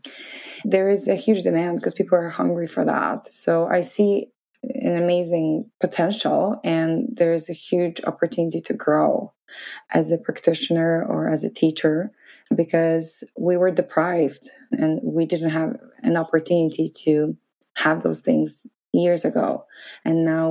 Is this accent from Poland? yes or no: yes; Poland; moved away as an adult; also born or lived in New York City, United States; So Poland is a little bit different than America. We are not that open and we're coming from Catholic